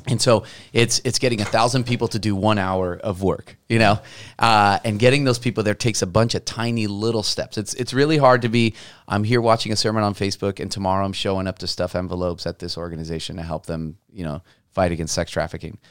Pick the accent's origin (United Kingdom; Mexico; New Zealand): Mexico; also born or lived in Portland; now in Vancouver, United States; I'm from Mexico